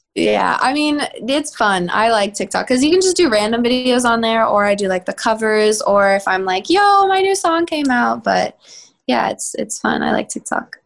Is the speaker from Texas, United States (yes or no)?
yes; Texas, United States; now in Los Angeles, United States; I'm from Texas